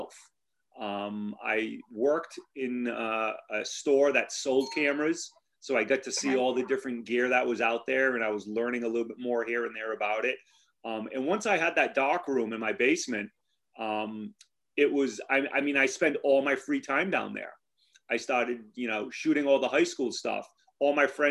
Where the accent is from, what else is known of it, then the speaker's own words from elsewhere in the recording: Cranston, Rhode Island, United States; also born or lived in Narragansett, Rhode Island; I was born and raised in Cranston, Rhode Island, and I've lived in Narragansett for well over 20 years now.